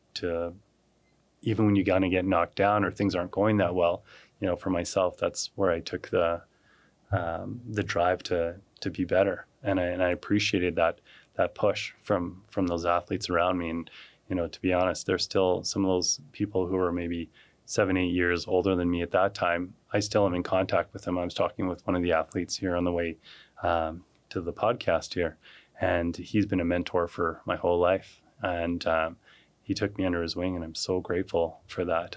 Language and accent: English; Calgary, Alberta, Canada; I grew up here in Calgary